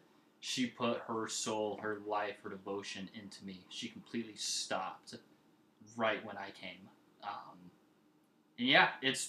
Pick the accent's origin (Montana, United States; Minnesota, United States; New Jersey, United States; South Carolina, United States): Montana, United States; Lolo; also born or lived in Missoula, Montana; she had me when she was 17. We grew up in Lolo, Montana. We kind of moved in and out of Missoula a little bit.